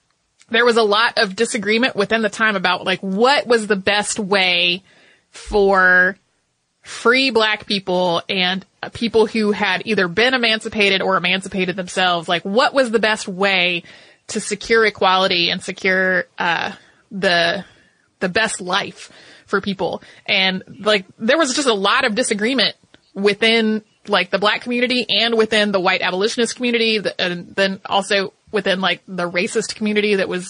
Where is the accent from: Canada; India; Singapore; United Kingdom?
Canada; I am Canadian and am a victim of a lot of aggrandizing narratives about my country